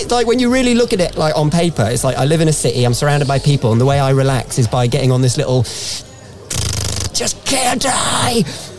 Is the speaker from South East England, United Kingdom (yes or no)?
yes; Hythe, South East England, United Kingdom; moved away; I grew up in the New Forest